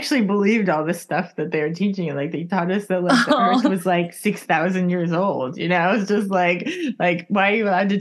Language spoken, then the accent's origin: English; Miami, Florida, United States; moved away as an adult; now in Sweden; I'm from Florida, I'm from Miami originally.